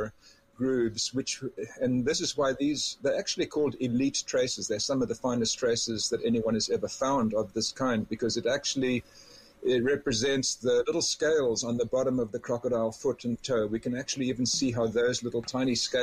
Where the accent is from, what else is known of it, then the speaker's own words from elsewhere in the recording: South Africa; now in Canada; I grew up in South Africa